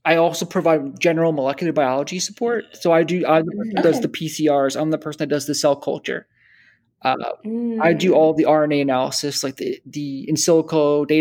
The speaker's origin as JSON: {"language": "English", "region": "New Jersey", "country": "United States", "tie": "born or raised there", "also_born_or_lived": "Boston", "said": "I grew up in New Jersey"}